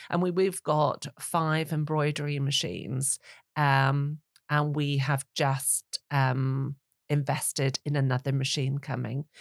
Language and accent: English; Northern Ireland, United Kingdom; now in England; I'm from Northern Ireland